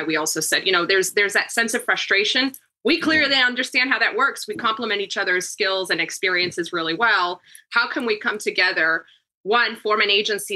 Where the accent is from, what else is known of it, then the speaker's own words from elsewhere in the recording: Uruguay; moved away; I immigrated from Uruguay, South America